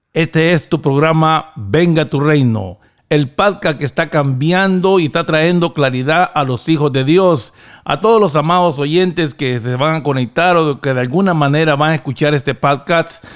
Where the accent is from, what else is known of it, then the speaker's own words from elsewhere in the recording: Honduras; now in United States; yo venía con la cultura hondureña